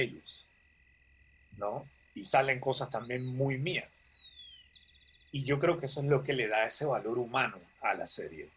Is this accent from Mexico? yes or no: no; Panama; yo siempre me quejo de los panameños, creo que todos hacemos lo mismo